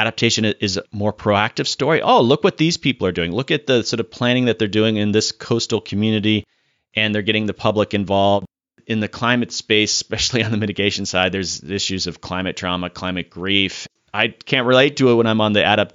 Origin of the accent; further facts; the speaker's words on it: Florida, United States; moved away; I'm from Florida originally